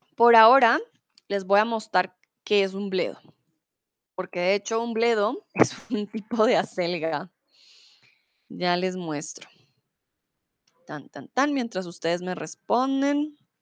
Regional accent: Bogotá, Colombia; now in Germany; soy de Colombia, de la capital de Bogotá

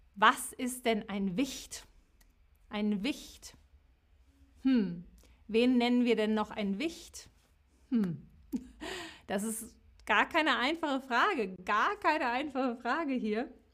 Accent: West Germany, Germany; ich bin im Westen geboren

